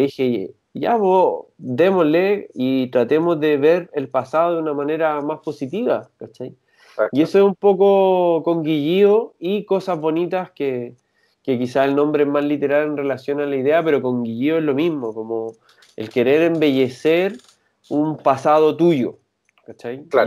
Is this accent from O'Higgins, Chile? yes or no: no; San Antonio, Valparaíso, Chile; now in Santiago, Chile; yo soy de San Antonio y con él lo conocí allá, somos amigos desde chico.